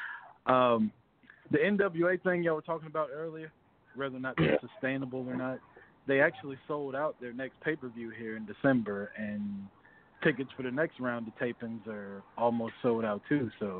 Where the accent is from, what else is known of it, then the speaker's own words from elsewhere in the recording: Atlanta, Georgia, United States; from Atlanta.